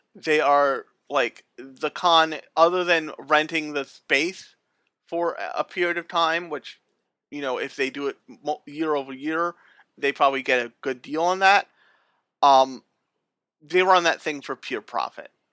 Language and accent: English; United States; we're American otaku